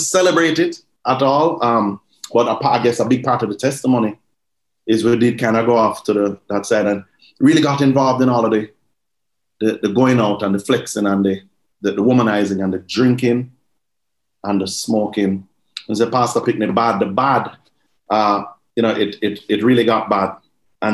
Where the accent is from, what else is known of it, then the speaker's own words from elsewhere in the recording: Jamaica; Growing up in Jamaica, you know, I would just say, we grew up in a church, but we grew up in Jamaica